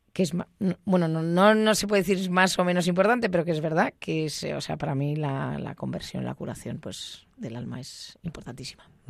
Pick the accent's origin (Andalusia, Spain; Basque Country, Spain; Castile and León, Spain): Basque Country, Spain; Bilbao; soy de Bilbao